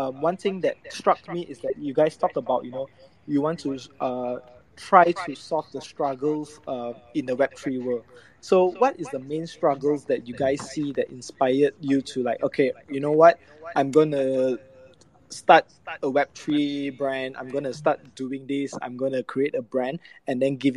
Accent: Malaysia; I'm from Malaysia

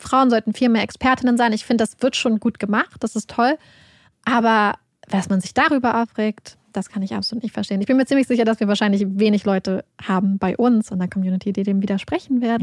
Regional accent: Northern Germany, Germany; wir kommen ja aus Norddeutschland

